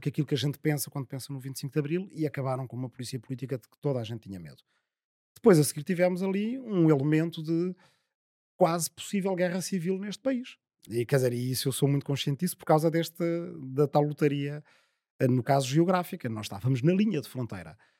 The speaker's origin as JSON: {"language": "Portuguese", "town": "Azambuja", "region": "Lisbon", "country": "Portugal", "tie": "born or raised there", "said": "a minha aldeia é a última do Conselho da Zambuja"}